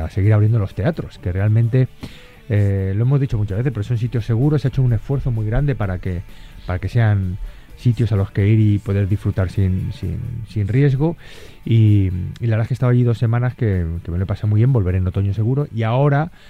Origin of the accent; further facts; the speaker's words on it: Castilla-La Mancha, Spain; Es así un poco como somos los manchegos.